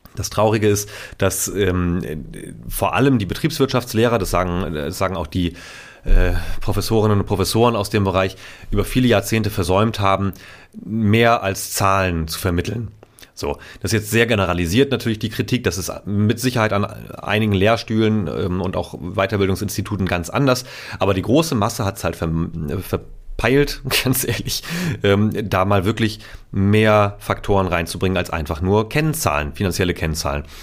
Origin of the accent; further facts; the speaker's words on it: Itzehoe, Schleswig-Holstein, Germany; moved away; meiner Heimatstadt Zoho